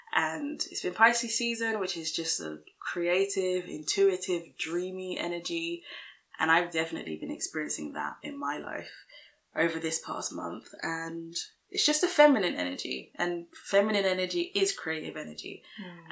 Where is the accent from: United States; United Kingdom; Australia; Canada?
United Kingdom; London; we're from London, UK